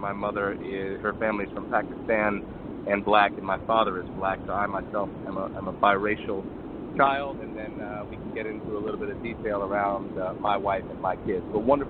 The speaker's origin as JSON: {"language": "English", "region": "Florida", "country": "United States", "tie": "born or raised there", "moved": "as an adult", "lives_now": "Atlanta, United States", "said": "born and raised in Florida"}